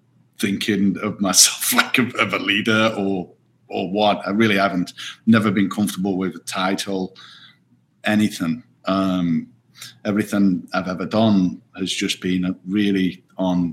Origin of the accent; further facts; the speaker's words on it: Stoke-on-Trent, West Midlands, United Kingdom; I was born and raised in Stoke-on-Trent